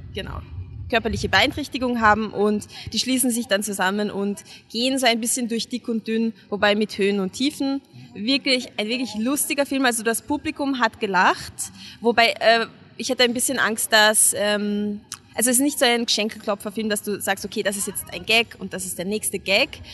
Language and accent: German; Hungary; now in Vienna, Austria; ich als Ungarin